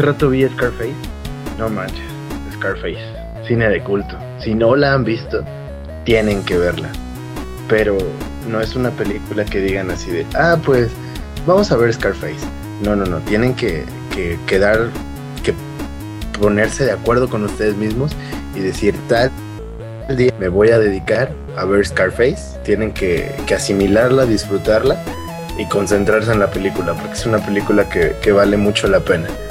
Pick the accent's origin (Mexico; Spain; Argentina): Mexico; Acapulco, Guerrero; yo soy de Acapulco